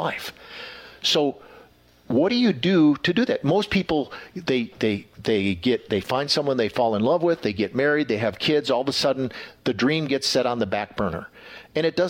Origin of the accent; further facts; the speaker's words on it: Wisconsin, United States; now in Texas, United States; I'm from Wisconsin